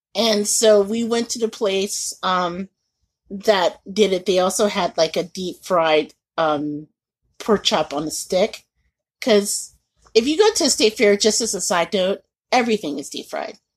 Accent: Indianapolis, Indiana, United States; moved away; growing up in Indianapolis

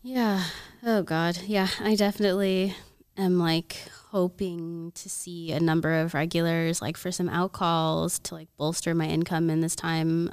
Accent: Oklahoma, United States; moved away; I'm from Oklahoma, and everybody out there is, like, you know, survivalist mentality

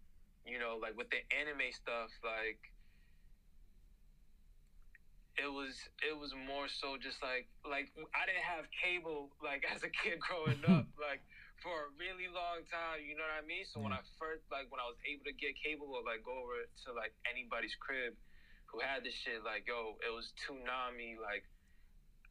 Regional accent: Brockton, Massachusetts, United States; born and raised in a city called Brockton, Massachusetts.

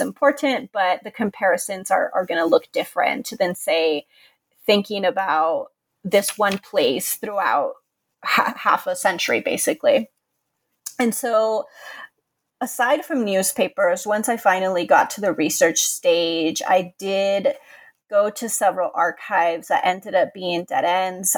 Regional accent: Contra Costa County, California, United States; I'm originally from California. I grew up in the Far East Bay in Contra Costa County

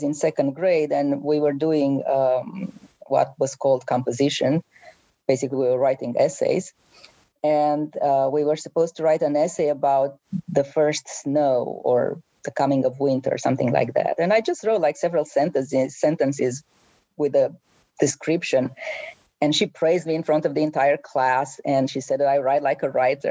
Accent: Romania; English is a second language; moved away as an adult; now in United States; when I grew up in Romania

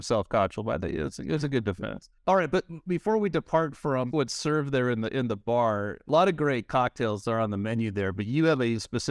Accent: California, United States; As the Californian

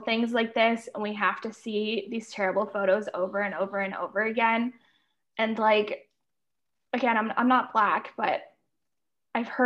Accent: Canada; As a Canadian

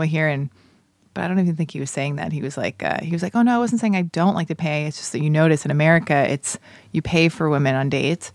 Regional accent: United States; I'm American

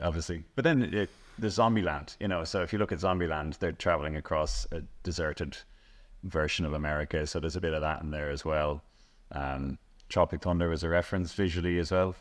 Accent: Celbridge, County Kildare, Ireland; I grew up in Selvedge

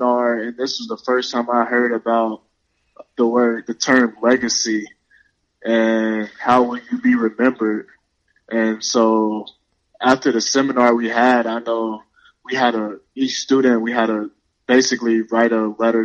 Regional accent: Louisville, Kentucky, United States; moved away as an adult; now in Seattle, United States; I'm from Louisville, Kentucky

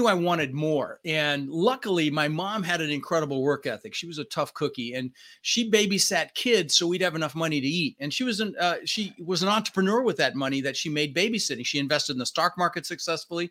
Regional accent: Denver, Colorado, United States; English is a second language; also born or lived in Netherlands; And we ended up in Denver, Colorado

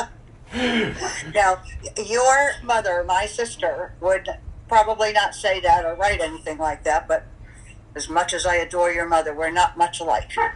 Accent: St. Petersburg, Florida, United States; born or raised there; also born or lived in Brooklyn, New York / Lynbrook, New York / Manhattan, New York

